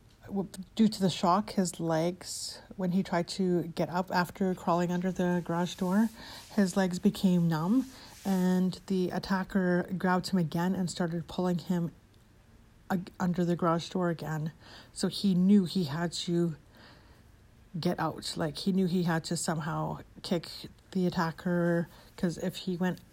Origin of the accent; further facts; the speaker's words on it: Edmonton, Alberta, Canada; my hometown of Edmonton, Alberta, Canada